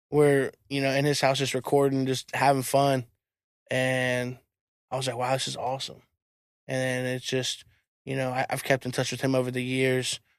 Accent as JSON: {"language": "English", "town": "Virginia Beach", "region": "Virginia", "country": "United States", "tie": "born or raised there", "also_born_or_lived": "Norfolk", "said": "I was born in Norfolk. Norfolk. Lived in Norfolk for about six or seven years, and then I moved to Virginia Beach in the second grade, and lived here ever since."}